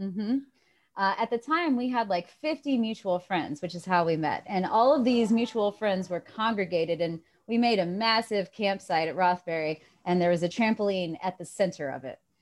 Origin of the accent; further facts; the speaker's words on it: Johnson City, Tennessee, United States; I'm from Johnson City, Tennessee